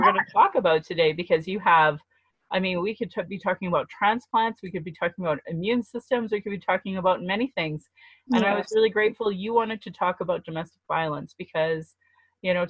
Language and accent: English; Calgary, Alberta, Canada; I was born in Calgary, or in Blackfoot Mohkinstis